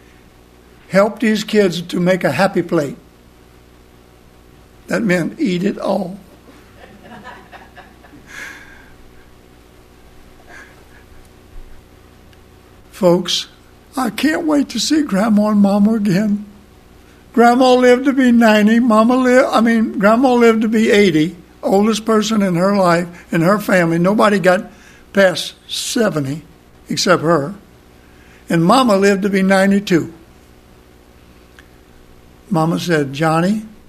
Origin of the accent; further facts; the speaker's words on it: Cocodrilo, Louisiana, United States; I'm from Cocodrilo, Louisiana